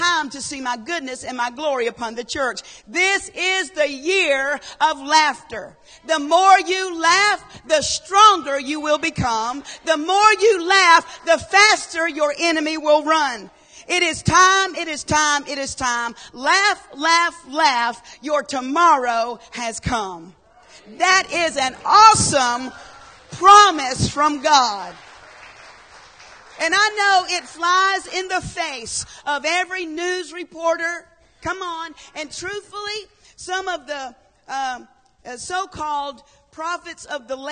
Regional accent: Horry County, South Carolina, United States; I'm from Horry County

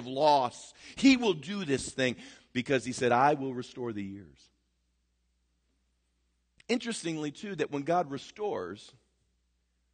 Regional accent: United States; as American Christians

